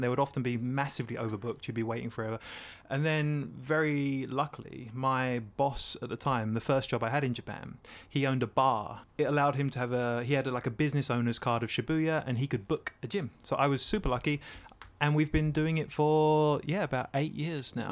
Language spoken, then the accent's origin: English; Essex, East of England, United Kingdom; I'm from Essex, a place in England